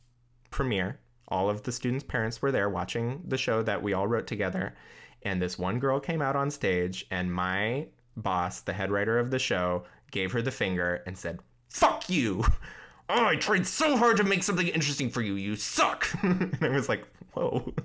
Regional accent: Issaquah, Washington, United States; my hometown of Issaquah, Washington.

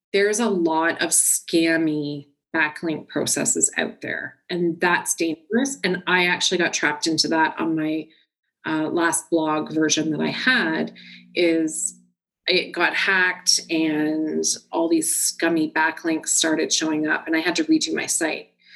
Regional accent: Orangeville, Ontario, Canada; also born or lived in Milton, Ontario; I was born in Milton, Ontario, but I actually was raised most of my life in Orangeville, Ontario, and that's where I am now

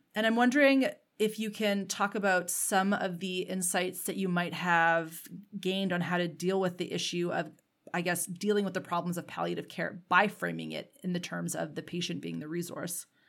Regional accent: Canada; as a Canadian myself

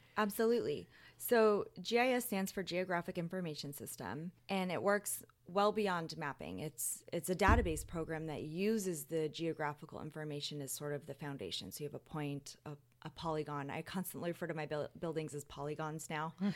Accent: Las Vegas, Nevada, United States; moved away as an adult; now in New Orleans, United States; I grew up in Las Vegas

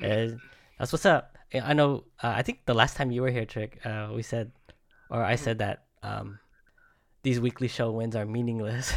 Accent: Bay Area, California, United States; I'm from the Bay Area, it sounds like a Bay Area sound

